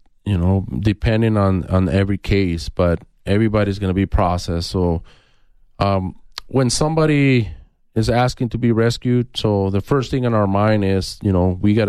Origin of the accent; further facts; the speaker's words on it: Nogales, Arizona, United States; So, like I said, I grew up in Nogales, and I always saw Border Patrol